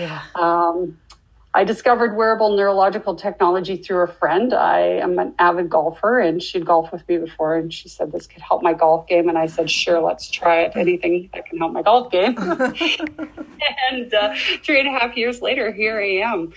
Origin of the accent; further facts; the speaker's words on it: Canada; also born or lived in Saskatchewan, Canada; As a Canadian